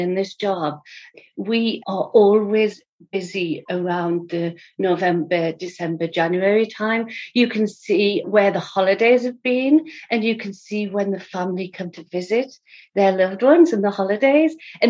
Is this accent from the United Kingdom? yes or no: yes; England, United Kingdom; moved away as an adult; I was just coming from England. My husband got relocated over here. And in my previous life, I was a Macmillan nurse in England for 20 years.